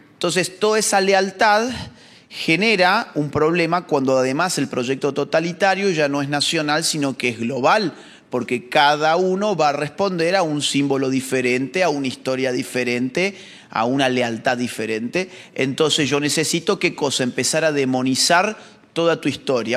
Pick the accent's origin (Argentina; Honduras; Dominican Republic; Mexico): Argentina; en la Argentina, en mi país